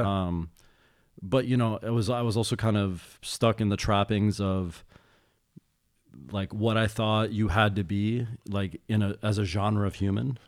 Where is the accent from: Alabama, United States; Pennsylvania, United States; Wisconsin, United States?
Wisconsin, United States; Madison; I grew up in Wisconsin